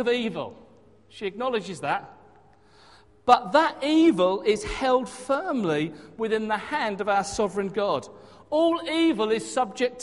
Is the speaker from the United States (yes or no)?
no; Hastings, South East England, United Kingdom; moved away; my hometown of Hastings